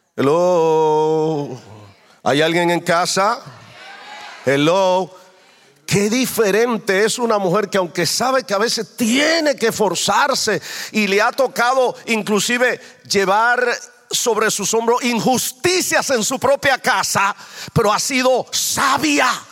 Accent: Dominican Republic; moved away; yo vengo de otro contexto diferente. Yo soy dominicano

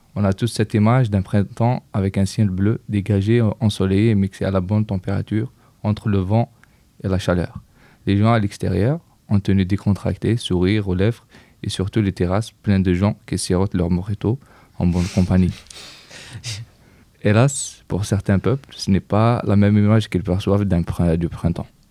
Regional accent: Kabylie, Algeria; now in France; Je viens de Kabylie.

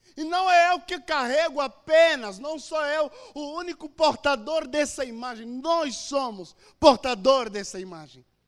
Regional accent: Angola; moved away as an adult; now in Brazil; sou de Angola, estou no Brasil há oito anos

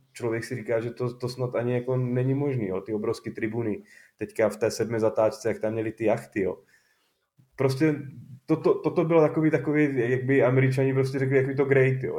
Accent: Czechia; jsme Češi

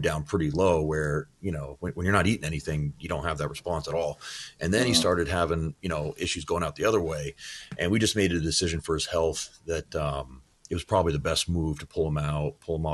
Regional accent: Shelburne, Vermont, United States

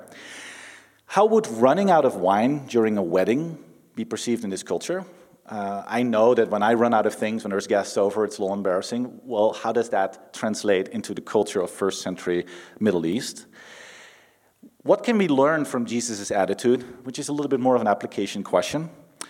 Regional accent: Netherlands; moved away; I'm from the Netherlands

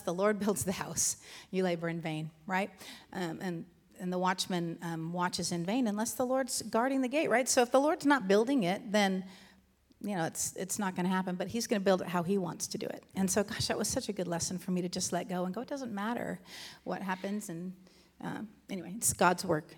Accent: Southern California, United States; moved away as an adult; now in Virginia, United States; born and raised in Southern California

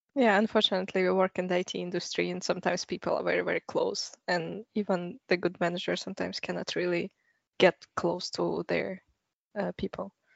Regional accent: Russia; moved away as an adult; also born or lived in Canada; now in Stockholm, Sweden; I'm from Russia, so I started my career in Russia

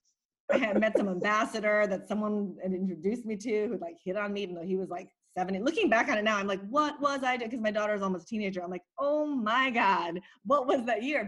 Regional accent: Philippines; I'm from the Philippines

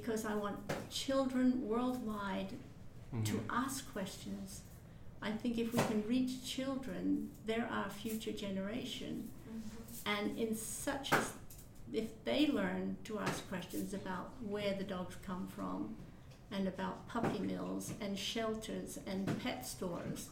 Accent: England, United Kingdom; moved away as an adult; also born or lived in Canada; I was born in England. I met my husband in England. I went to school with his sister

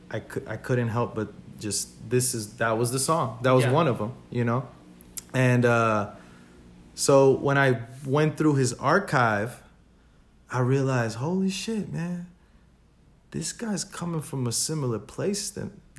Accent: New York, United States; English is a second language; Growing up, being in ESL and being the what quote unquote the minority, but I feel like in New York.

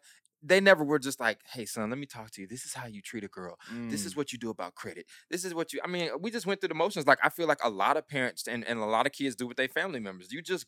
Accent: Dothan, Alabama, United States; I'm born and raised in Dothan, Alabama

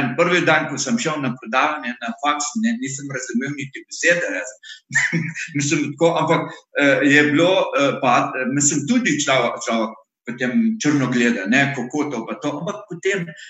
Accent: Iraq; Slovenian is a second language; moved away as an adult; now in Slovenia; jaz sem iz Iraka

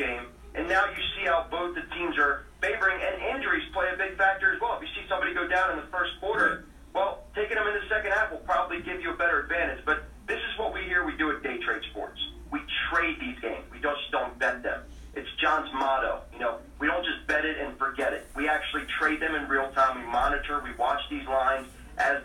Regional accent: Baltimore, Maryland, United States; we're from Baltimore

